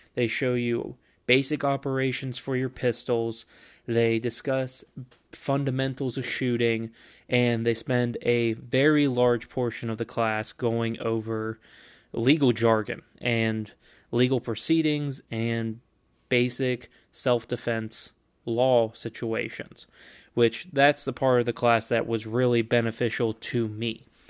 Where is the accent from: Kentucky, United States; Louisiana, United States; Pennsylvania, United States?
Kentucky, United States; my home state of Kentucky